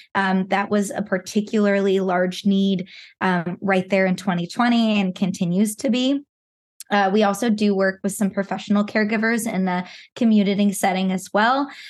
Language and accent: English; Pacific Northwest, United States; I was born and raised in the Pacific Northwest